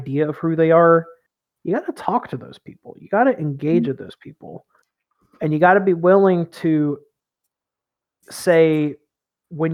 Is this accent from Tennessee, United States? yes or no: yes; East Tennessee, United States; I grew up in East Tennessee, a part of Tennessee that stayed in the Union during the Civil War